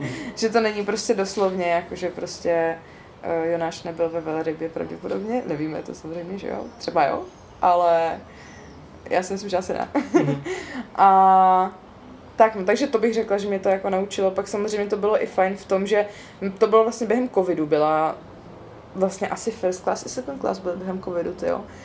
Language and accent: Czech; East Bohemia, Czechia; also born or lived in Olomouc; doma ve východních Čechách, odkud pocházím